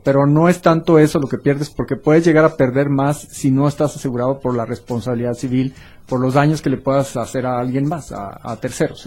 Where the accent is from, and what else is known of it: Mexico